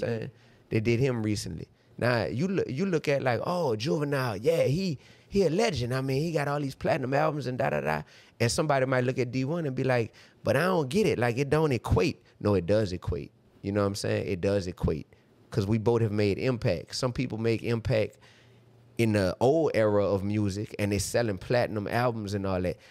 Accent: New Orleans, Louisiana, United States; I come from New Orleans, Louisiana

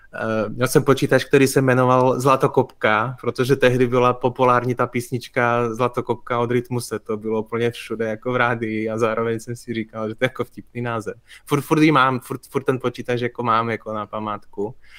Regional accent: Košice, Košice Region, Slovakia; moved away as an adult; now in Prague, Czech Republic; Já jsem se narodil na Slovensku v Košicích, ale v 18 letech jsem vlastně zvednul kotvy podobně jako spoustu eh, lidí ze Slovenska v té době a šel jsem studovat do Prahy

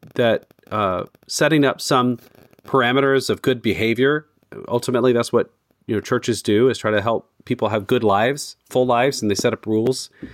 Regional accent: United States; as an American

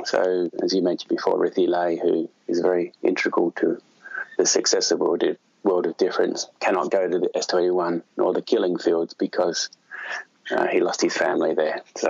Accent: Brighton, South East England, United Kingdom; Born and bred in Brighton, in the Rotary Club of Brighton.

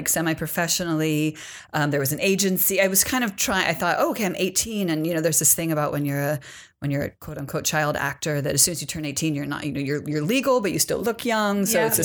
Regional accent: Berkeley, California, United States; also born or lived in San Francisco; I'm originally from Berkeley, California. I grew up in Berkeley

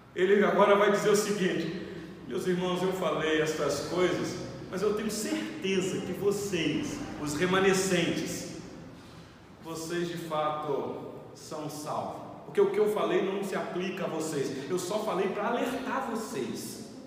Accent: Rio de Janeiro, Brazil; eu sou natural do Rio de Janeiro, do estado do Rio de Janeiro, moro no sul fluminense do estado

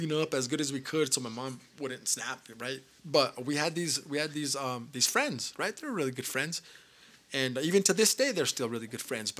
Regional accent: Española, New Mexico, United States; I was born and raised here in Espanola, New Mexico.

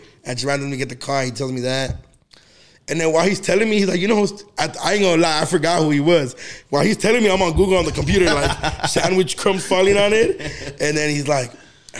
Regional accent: United States; I was born in the United States

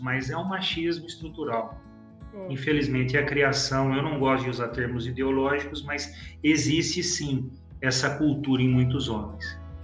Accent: Campinas, São Paulo, Brazil; eu sou de Campinas

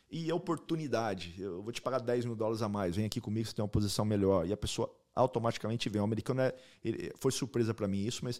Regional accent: Brazil; Primeiramente, eu sou brasileiro, patriota, Brasil está tá tá, tá aí no meu, no meu coração, como Espanha está no meu coração e como os Estados Unidos também

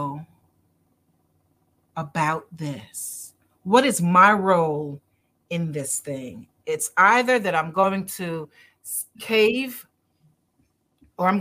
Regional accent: Barbados; I'm Caribbean, as are you. I'm from Barbados

